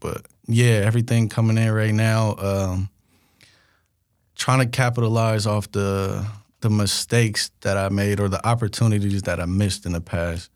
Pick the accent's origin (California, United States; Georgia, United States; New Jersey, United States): California, United States; Bay Area; I'm from the Bay. We call stuff functions